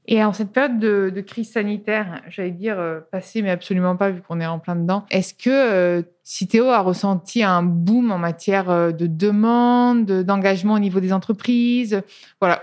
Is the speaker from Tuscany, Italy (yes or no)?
yes; Tuscany, Italy; moved away; je viens d'Italie, de, Toscane